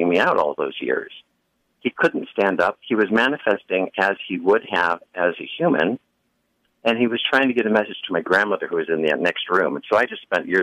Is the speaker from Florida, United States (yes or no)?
no; Buffalo, New York, United States; I grew up in Buffalo, New York